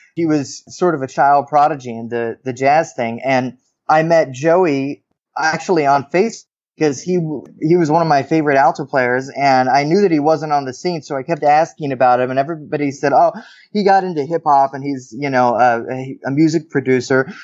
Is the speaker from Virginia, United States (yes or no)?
no; Oregon coast, United States; now in New York City, United States; I grew up on the Oregon coast